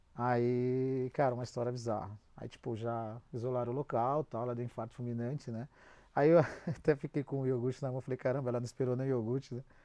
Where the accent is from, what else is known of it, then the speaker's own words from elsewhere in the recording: Brazil; a gente, como é brasileiro